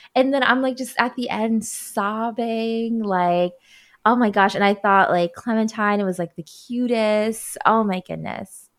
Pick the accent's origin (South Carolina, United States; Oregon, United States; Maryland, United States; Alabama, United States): Maryland, United States; Baltimore; moved away; my hometown of Baltimore